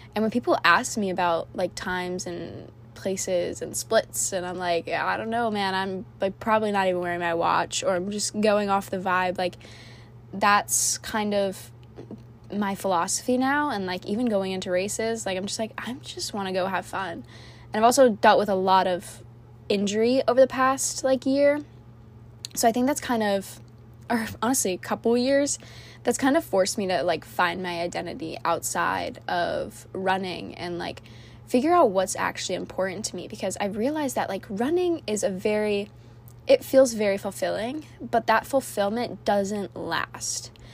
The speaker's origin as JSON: {"language": "English", "town": "Orlando", "region": "Florida", "country": "United States", "also_born_or_lived": "Cocoa Beach, Florida", "moved": "as an adult", "lives_now": "High Point, United States", "said": "I am originally from Fl- Orlando, Florida"}